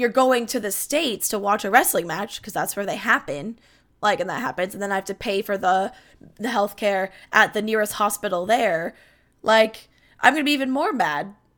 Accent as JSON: {"language": "English", "country": "Canada", "said": "as a Canadian, I'm far less litigious than most of my, like, American family"}